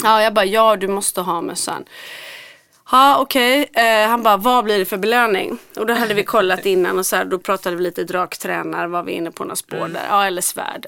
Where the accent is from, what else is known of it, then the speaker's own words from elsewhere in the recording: Gothenburg, Västra Götaland, Sweden; Jag är från Göteborg